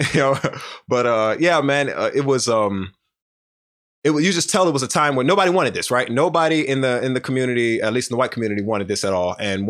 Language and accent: English; Houston, Texas, United States; growing up in Houston, especially on the Southwest side, what I didn't realize was you don't understand the discrimination you face while you're in it.